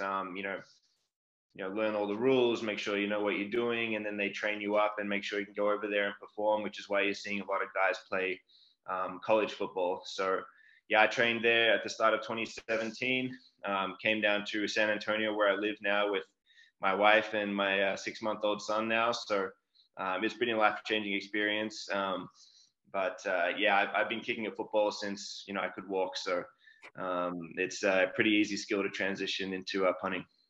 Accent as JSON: {"language": "English", "town": "Melbourne", "region": "Victoria", "country": "Australia", "tie": "born or raised there", "moved": "as an adult", "said": "I grew up in Australia, uh, down in Melbourne, um, pretty big city"}